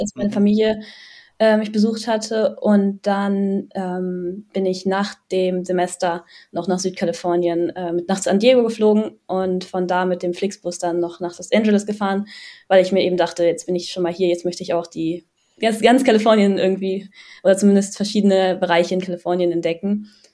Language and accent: German; Düsseldorf, North Rhine-Westphalia, Germany; ich komme aus Düsseldorf und studiere auch in Düsseldorf